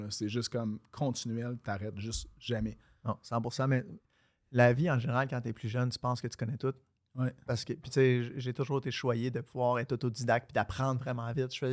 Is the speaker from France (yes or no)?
no; Quebec, Canada; also born or lived in Florida, United States; je suis né en Floride. À 5 ans, on est revenu au Québec. À 12 ans, on est retourné en Floride. Puis après ça, je suis revenu ici, j'avais 16 ans.